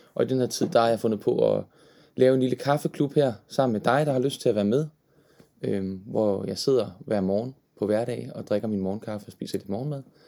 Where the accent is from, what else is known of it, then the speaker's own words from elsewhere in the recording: Horsens, Central Denmark Region, Denmark; Og jeg er jo fra Horsens oprindeligt, født og opvokset.